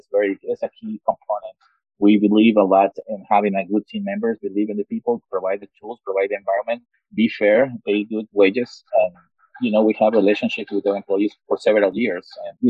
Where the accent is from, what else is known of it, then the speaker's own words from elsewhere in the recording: Mexico; moved away as an adult; now in Salt Lake City, United States; I was born in Mexico, and I moved to the United States 22 years ago.